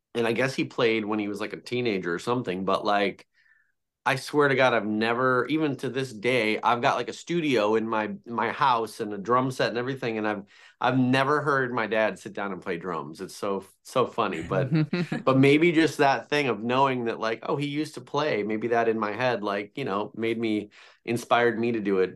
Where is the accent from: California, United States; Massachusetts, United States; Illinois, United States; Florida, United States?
Illinois, United States; Chicago; I'm from Chicago